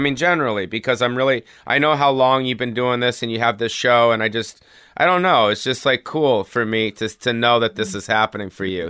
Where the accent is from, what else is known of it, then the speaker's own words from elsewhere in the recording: Los Angeles, California, United States; I was born on the Strip